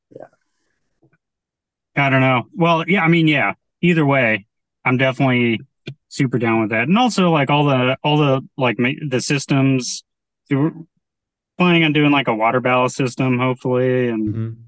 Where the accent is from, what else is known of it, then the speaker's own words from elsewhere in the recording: San Diego, California, United States; now in Port Townsend, United States; originally I'm from San Diego.